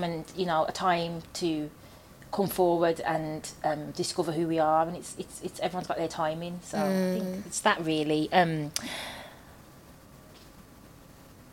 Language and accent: English; Birmingham, West Midlands, United Kingdom; I'm from Birmingham